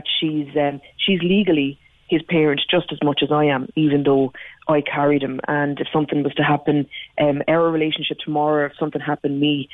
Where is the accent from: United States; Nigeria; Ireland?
Ireland; as an Irish person